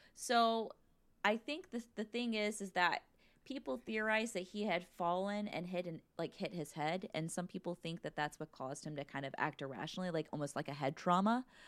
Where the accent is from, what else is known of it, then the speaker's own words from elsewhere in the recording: United States; as American